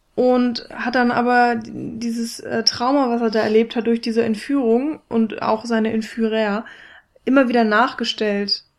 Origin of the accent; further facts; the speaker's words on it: Germany; für mich als Deutsche